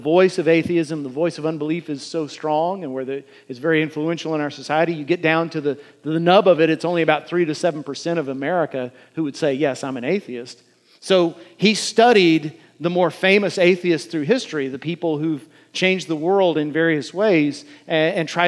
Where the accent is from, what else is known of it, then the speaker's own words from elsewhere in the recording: United States; As American Christians